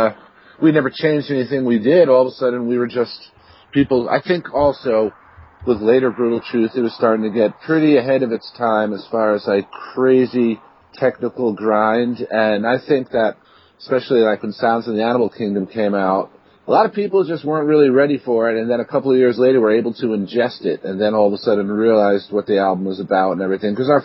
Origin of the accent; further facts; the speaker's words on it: New York City, New York, United States; moved away as an adult; now in Rochester, United States; I'm originally from New York City, and that's where BT and Nuclear were based around. But I've lived up here in Rochester for about, 12 years now